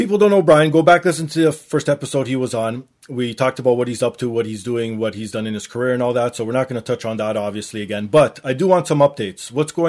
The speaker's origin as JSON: {"language": "English", "country": "Canada", "said": "being Canadian"}